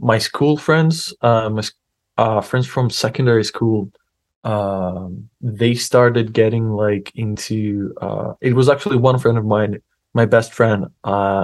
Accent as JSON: {"language": "English", "town": "Athens", "region": "Attica", "country": "Greece", "tie": "born or raised there", "moved": "as an adult", "lives_now": "Newcastle, United Kingdom", "said": "I'm not originally from Newcastle. I'm actually from Greece."}